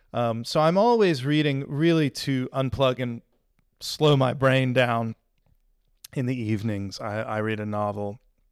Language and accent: English; United States; now in England, United Kingdom; Mexican food. I grew up in Mexican food heaven, and I've struggled to find anything quite like it here in England.